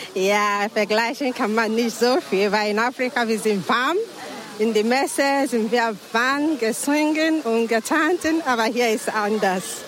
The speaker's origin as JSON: {"language": "German", "country": "Nigeria", "second_language": "German", "moved": "yes", "lives_now": "Stuttgart, Germany", "said": "Ich komme aus Nigeria aber ich bin hier in Weingen, Stuttgart"}